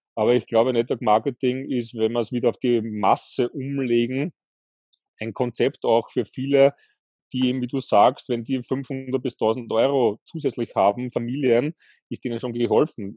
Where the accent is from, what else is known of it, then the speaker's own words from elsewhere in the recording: Austria; bei uns in Österreich ist es üblich